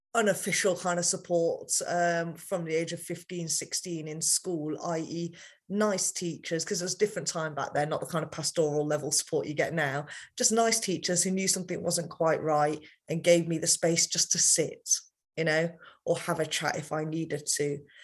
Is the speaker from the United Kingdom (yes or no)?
yes; United Kingdom; I've grown up in a culture as British as I am, I'm still very Indian